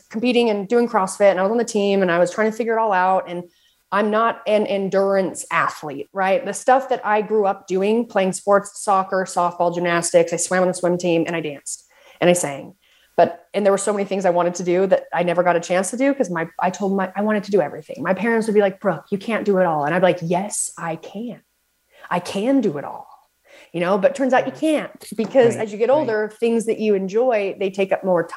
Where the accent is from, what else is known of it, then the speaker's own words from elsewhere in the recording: Southern Utah, United States; also born or lived in Salt Lake City, Utah; Lived in Salt Lake City, but I am from Southern Utah